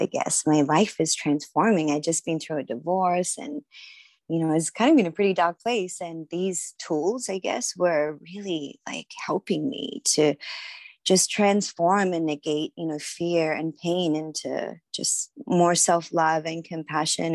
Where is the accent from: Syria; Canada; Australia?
Australia; Sydney, New South Wales; now in San Diego, United States; I am originally from Sydney, Australia. That's where I grew up